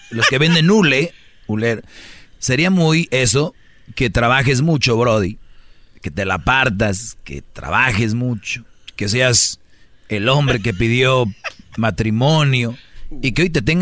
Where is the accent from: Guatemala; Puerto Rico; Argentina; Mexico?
Puerto Rico; De decir, oye, soy el puertorriqueño, aquí de repente